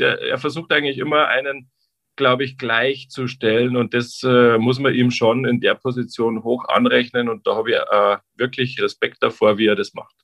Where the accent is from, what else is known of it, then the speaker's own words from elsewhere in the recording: Traunstein, Bavaria, Germany; now in Nuremberg, Germany; ich komme aus Traunstein, wie gesagt, am Chiemsee